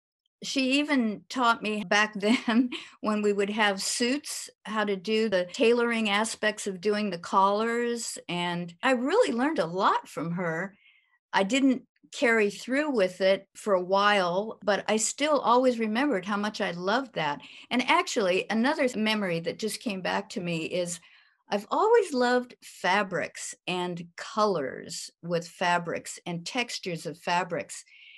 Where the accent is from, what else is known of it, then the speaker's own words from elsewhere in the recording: San Francisco, California, United States; born there; now in Virginia, United States; I was born in San Francisco, California. And right now we're living in Virginia.